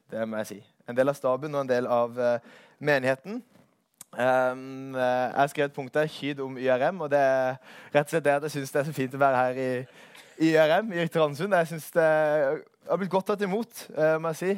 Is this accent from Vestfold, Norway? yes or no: no; Arendal, Agder, Norway; moved away as an adult; also born or lived in Vegårshei / Søm, Kristiansand; now in Kristiansand, Norway; Kommer ifra Arendal slash Vegårshei